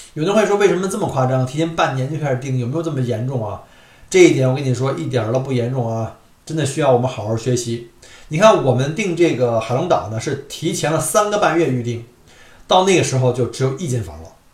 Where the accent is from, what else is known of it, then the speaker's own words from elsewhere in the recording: Beijing, China; moved away; 我们在小时候在北京的那个天文馆